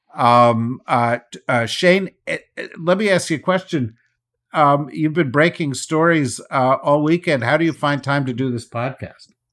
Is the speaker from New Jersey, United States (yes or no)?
yes; New Jersey, United States; I'm from New Jersey